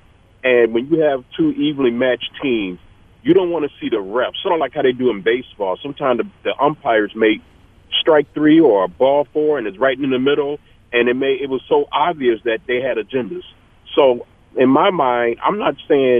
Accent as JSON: {"language": "English", "town": "Detroit", "region": "Michigan", "country": "United States", "tie": "born or raised there", "said": "I grew up in Michigan, and I grew up around the Detroit area"}